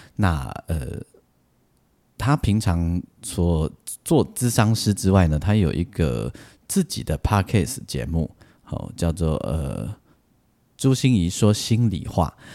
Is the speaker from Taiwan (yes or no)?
yes; Taiwan; 我们台湾人